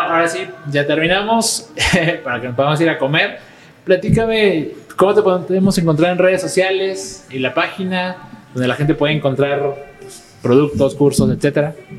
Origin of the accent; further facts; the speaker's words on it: Mexico; Yo soy mexicano, obviamente, y yo crecí viéndolo